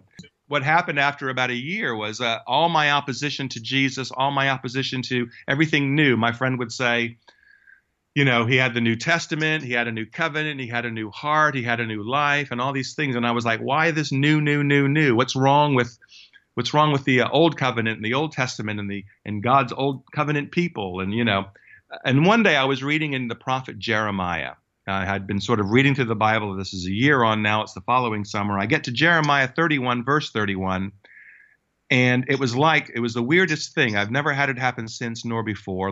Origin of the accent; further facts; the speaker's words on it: United States; moved away; it actually, uh, was in the United States where I, where I w-, grew up